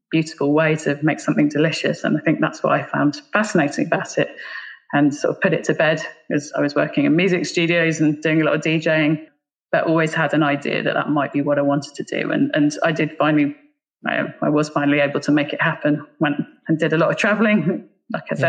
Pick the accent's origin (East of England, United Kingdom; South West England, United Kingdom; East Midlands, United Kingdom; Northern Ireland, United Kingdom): East of England, United Kingdom; Bedfordshire; also born or lived in Black Isle, Scotland; now in Ireland; I actually grew up just outside London. My family is Scottish, but I actually went to school and grew up in Bedfordshire, which is just north of London